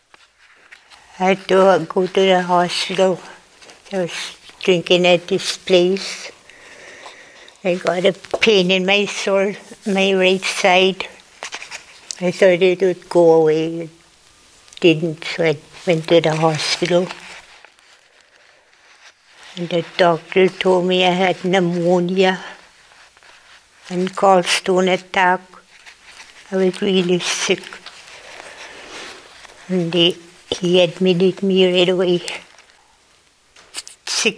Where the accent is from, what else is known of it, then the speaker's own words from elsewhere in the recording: Cormorant, Manitoba, Canada; also born or lived in Thicket Portage, Manitoba; now in Split Lake, Canada; We grew up in Cormorant